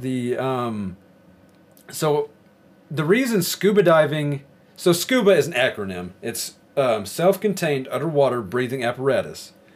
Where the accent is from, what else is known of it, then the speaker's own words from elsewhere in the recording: Arkansas, United States; now in Idaho, United States; I'm from Arkansas, and I moved to Idaho.